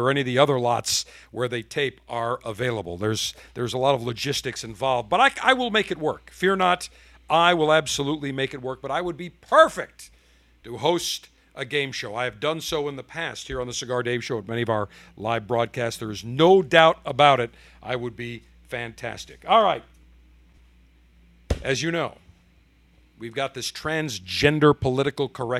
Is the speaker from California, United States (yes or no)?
no; Buffalo, New York, United States; I grew up in Buffalo, 3 minutes from the Canadian border